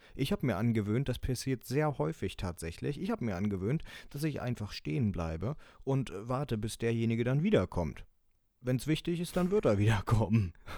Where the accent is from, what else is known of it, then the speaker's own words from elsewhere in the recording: the North, Northern Germany, Germany; bei uns im Norden